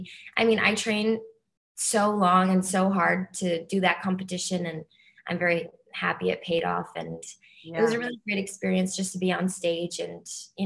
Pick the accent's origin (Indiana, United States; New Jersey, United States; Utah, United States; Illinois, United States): New Jersey, United States; I'm from New Jersey. So yeah, okay. Yeah, like tri-state area, very close.